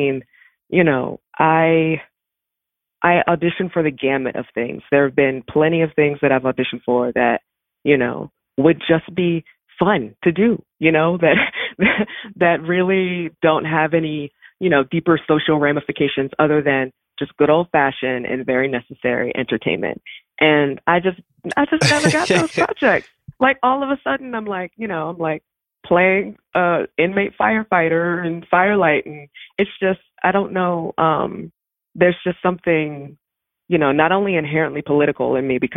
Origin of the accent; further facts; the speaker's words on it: Baltimore, Maryland, United States; I am from Baltimore. I grew up on Rolling Road in Woodlawn